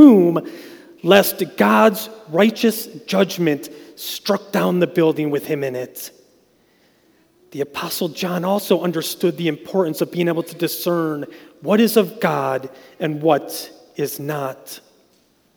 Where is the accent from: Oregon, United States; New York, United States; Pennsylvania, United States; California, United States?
New York, United States; Westfield; I grew up in Westfield, so where I grew up, we were surrounded by grapes